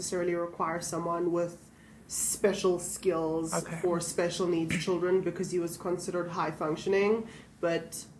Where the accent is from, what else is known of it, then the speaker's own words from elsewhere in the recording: South Africa; moved away as an adult; now in United States; We are both from South Africa